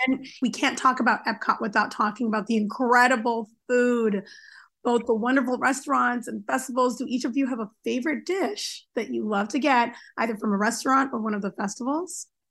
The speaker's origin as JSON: {"language": "English", "country": "Japan", "tie": "born or raised there", "moved": "yes", "said": "I grew up in Japan"}